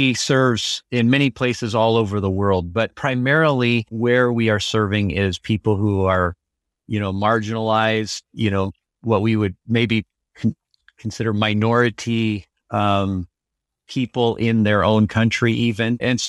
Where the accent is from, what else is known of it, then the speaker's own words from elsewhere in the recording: Liberia; moved away as an adult; now in United States; I say returned. I was born and raised in Liberia. So coming to the United States for college was actually kind of like going to a new country.